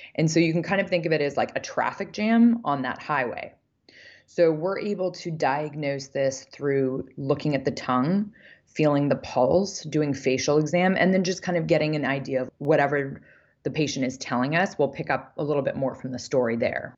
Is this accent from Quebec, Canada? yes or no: no; Vancouver, British Columbia, Canada; I grew up in Vancouver, Canada